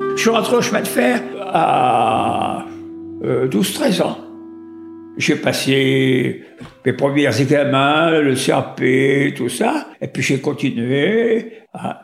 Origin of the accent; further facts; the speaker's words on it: Vénissieux, Auvergne-Rhône-Alpes, France; also born or lived in Lyon; je suis né à Lyon, dans le deuxième arrondissement